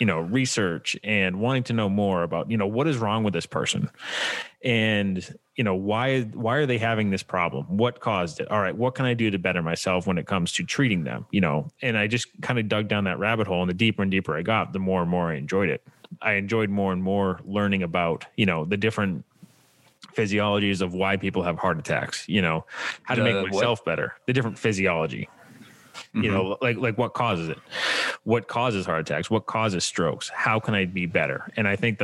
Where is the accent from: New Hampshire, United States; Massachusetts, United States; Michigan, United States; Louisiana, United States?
Massachusetts, United States; just outside of Boston; I'm originally from Massachusetts, just outside of Boston